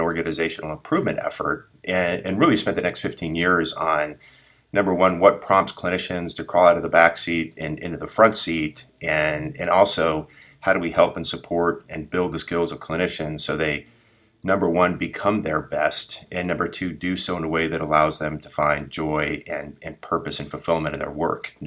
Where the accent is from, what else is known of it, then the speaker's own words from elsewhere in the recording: San Diego, California, United States; sort of born and raised in San Diego